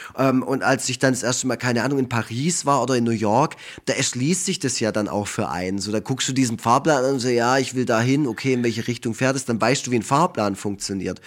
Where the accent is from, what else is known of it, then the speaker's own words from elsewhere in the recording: Wildberg, Baden-Württemberg, Germany; Ich komme aus Effringen, da wohnen 1500 Menschen. Das ist ein kleines Dorf, eingemeindet äh, zu Wildberg